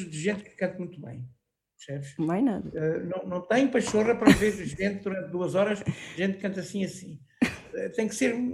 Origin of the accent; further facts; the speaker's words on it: Anadia, Aveiro District, Portugal; Foi aqui na minha terra onde eu vivo, na Anadia